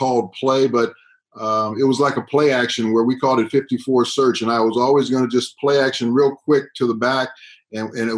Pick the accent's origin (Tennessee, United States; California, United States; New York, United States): California, United States; Southern; moved away as an adult; also born or lived in Canada; I'm a guy from Southern California, and all of a sudden now I'm up in Canada